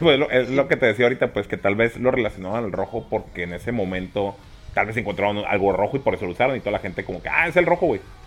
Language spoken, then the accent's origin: Spanish; Mexico; aquí en México vivimos en ese sistema